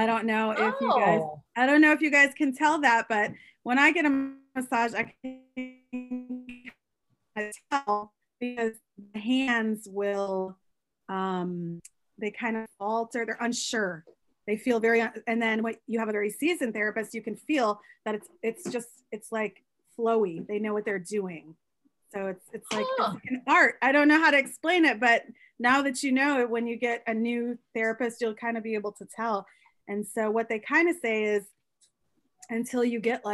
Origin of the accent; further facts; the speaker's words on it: Midwest, United States; moved away; I'm from the Midwest